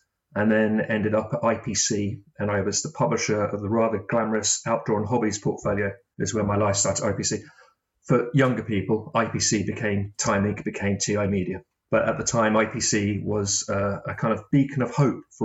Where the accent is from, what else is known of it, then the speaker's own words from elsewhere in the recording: Brighton, South East England, United Kingdom; also born or lived in Manchester; I went back to my hometown of Brighton